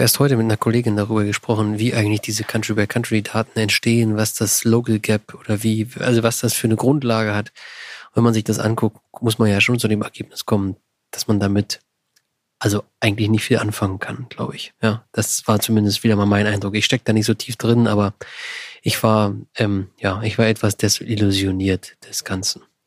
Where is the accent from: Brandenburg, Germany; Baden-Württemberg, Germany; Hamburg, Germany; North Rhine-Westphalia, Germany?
Brandenburg, Germany; Berlin surroundings; ich komme ja aus dem Berliner Umland